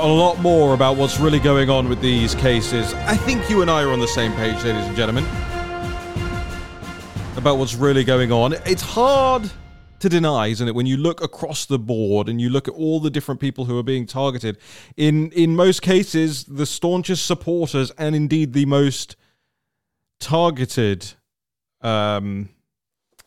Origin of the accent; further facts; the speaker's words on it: Uxbridge, London, United Kingdom; moved away; I spent most of my life growing up on the streets of Uxbridge in West London